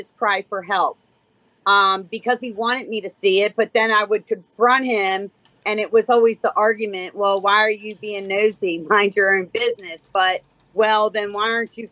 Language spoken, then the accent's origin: English; Baltimore, Maryland, United States; I'm from Baltimore, Maryland.